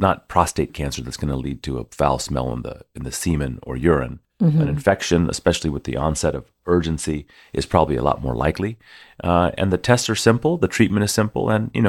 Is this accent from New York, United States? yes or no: no; Houston, Texas, United States; I'm from Houston.